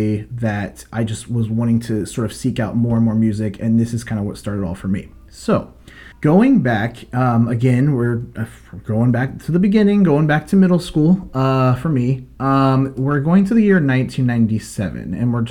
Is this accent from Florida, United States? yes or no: yes; Tampa, Florida, United States; moved away; I'm originally from Tampa